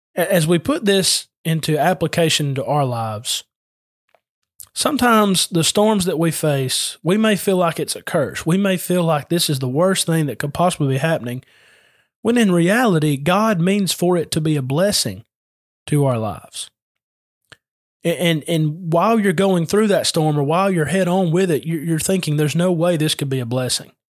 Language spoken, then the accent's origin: English; Adairsville, Georgia, United States; I'm from Adairsville